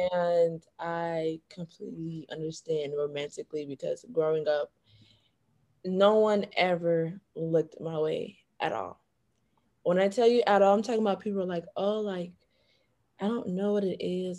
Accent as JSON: {"language": "English", "area": "Broward County", "region": "Florida", "country": "United States", "also_born_or_lived": "Washington, D.C.", "moved": "yes", "said": "double minoring in biology and chemistry from Broward County, Florida"}